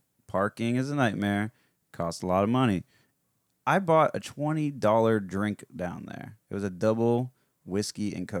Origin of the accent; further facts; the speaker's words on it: South Florida, United States; I'm from South Florida. I've been exposed to the gay community my whole life.